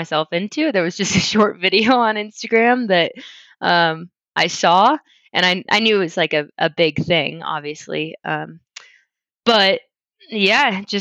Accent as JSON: {"language": "English", "town": "Louisville", "region": "Colorado", "country": "United States", "tie": "born or raised there", "also_born_or_lived": "Spokane, Washington", "moved": "as an adult", "said": "I grew up in Louisville, Colorado, little town outside of Boulder."}